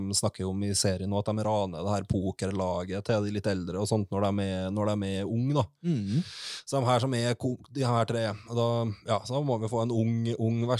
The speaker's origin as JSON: {"language": "Norwegian", "region": "Trøndelag", "country": "Norway"}